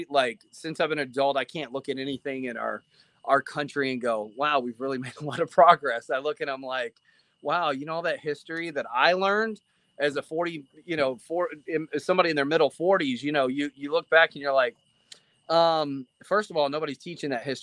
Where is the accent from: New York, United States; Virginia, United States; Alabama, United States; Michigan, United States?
Alabama, United States; Montgomery; I grew up in the South. I grew up in a good chunk of my life, I grew up in Montgomery, Alabama